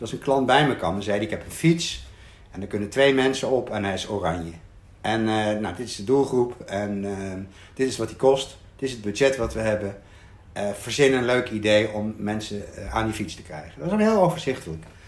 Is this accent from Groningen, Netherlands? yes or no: no; Arnhem, Gelderland, Netherlands; ik woonde in Arnhem. Ehm, ehm, ik ben geboren in Arnhem-Zuid in een flat. En daar heb ik tot mijn, weet ik veel, vierde, vijfde gewoond. Toen zijn we verhuisd naar een andere wijk